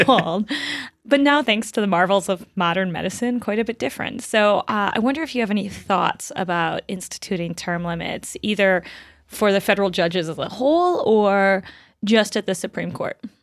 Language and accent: English; Michigan, United States; I grew up in Michigan